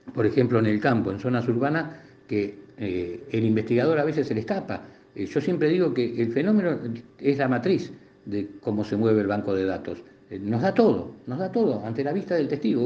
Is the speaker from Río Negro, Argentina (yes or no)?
no; La Plata, Buenos Aires Province, Argentina; como soy de La Plata tengo todo a mano